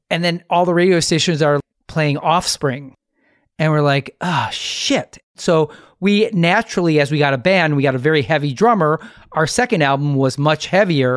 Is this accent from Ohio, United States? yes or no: no; Milwaukee, Wisconsin, United States; Alex and I are from Milwaukee